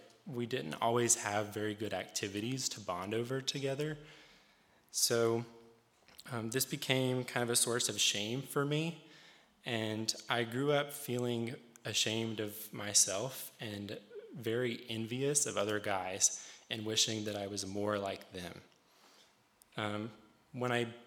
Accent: Rural Retreat, Virginia, United States; now in Harrisonburg, United States; I'm not originally from Harrisonburg. I'm from a small town in Southwest Virginia, right off of Exit 60 on Interstate 81 called Rural Retreat. I grew up in a Pentecostal holiness church

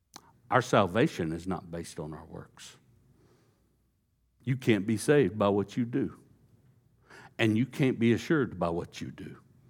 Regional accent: Texas, United States; You know, I was a good old boy, East Texas. I grew up in East Texas. It's a Bible Belt.

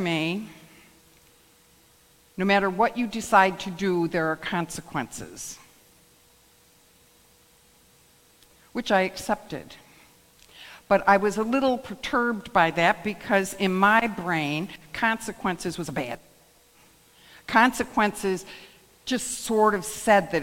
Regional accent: Rome, New York, United States; I grew up in the Rome community.

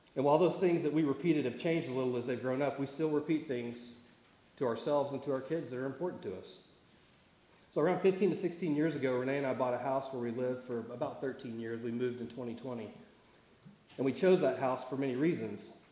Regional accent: Tulsa, Oklahoma, United States; moved away; I grew up around Tulsa, so I grew up with lots of trees and lakes

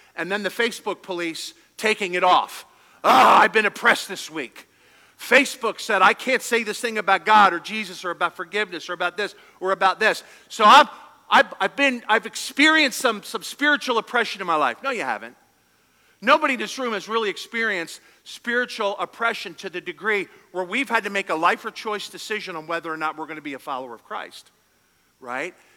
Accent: Philadelphia, Pennsylvania, United States; We're from Philadelphia

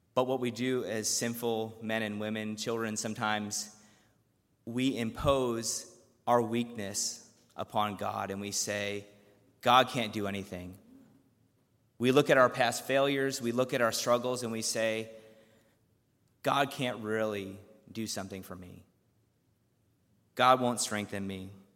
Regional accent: Chicago, Illinois, United States; I grew up around the Chicago area

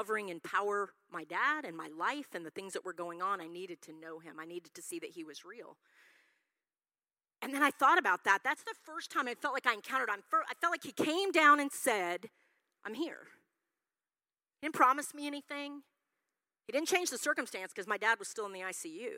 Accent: Yukon, Oklahoma, United States; I grew up in Yukon, Oklahoma.

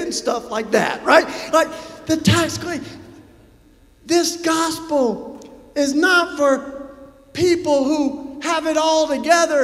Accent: Tennessee, United States; I first started visiting folks on death row in my home state of Tennessee.

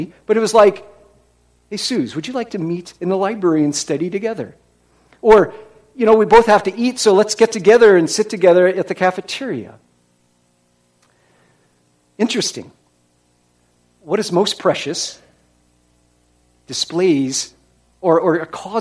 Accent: Iowa, United States; moved away; I was from Iowa.

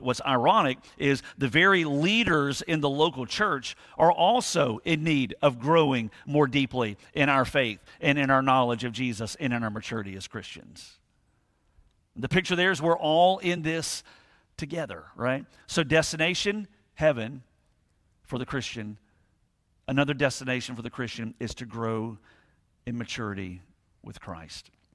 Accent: Thunderbolt, Georgia, United States; I grew up in almost near Thunderbolt

